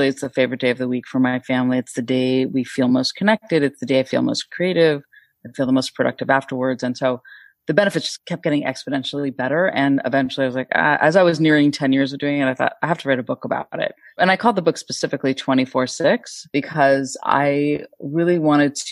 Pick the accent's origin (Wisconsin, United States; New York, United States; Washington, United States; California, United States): California, United States; Northern; I grew up in Northern California as a cultural Jew